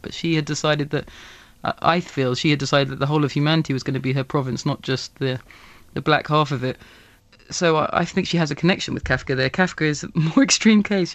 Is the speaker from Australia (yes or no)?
no; England, United Kingdom; I didn't grow up in, in England, uh, that overtly, uh, racist